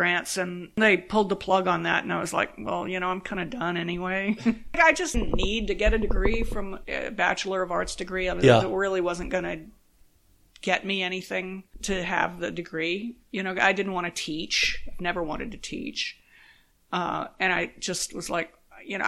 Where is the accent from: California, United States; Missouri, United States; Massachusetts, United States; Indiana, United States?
California, United States; San Diego; moved away as an adult; also born or lived in Oakland / New York City / Los Angeles; growing up in San Diego